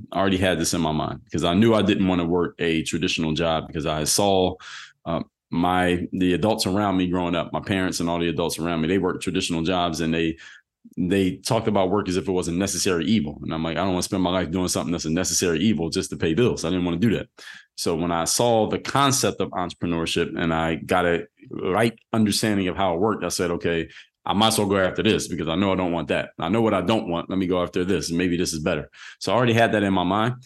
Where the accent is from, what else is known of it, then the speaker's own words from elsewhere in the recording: Philadelphia, Pennsylvania, United States; I'm from Philly